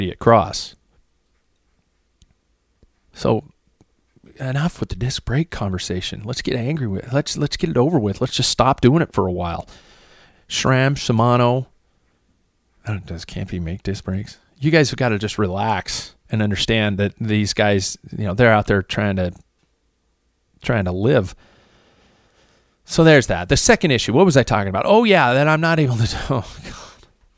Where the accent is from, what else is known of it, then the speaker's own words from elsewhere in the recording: United States; I'm an American